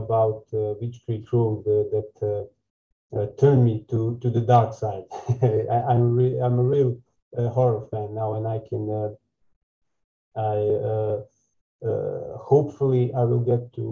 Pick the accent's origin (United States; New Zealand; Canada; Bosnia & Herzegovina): Bosnia & Herzegovina; Zenica, Zenica-Doboj Canton; I'm coming from Bosnia, exactly the city of Zenica